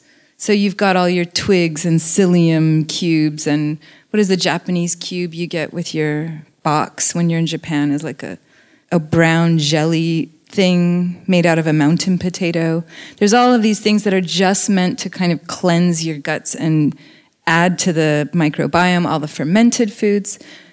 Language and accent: English; New Zealand; It's an invasive seed. I grew up with this in New Zealand.